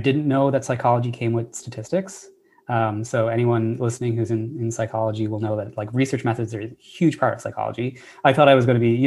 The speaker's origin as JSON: {"language": "English", "country": "Ireland", "tie": "born or raised there", "moved": "as an adult", "lives_now": "United States", "said": "I'm Irish originally. That's where I was born and raised. I only came to America after my undergraduate degree"}